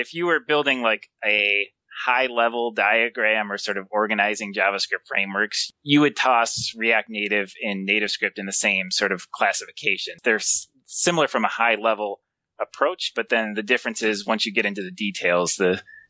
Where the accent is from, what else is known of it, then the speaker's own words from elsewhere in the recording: Lansing, Michigan, United States; I'm from Lansing, Michigan, where the sun does not always shine.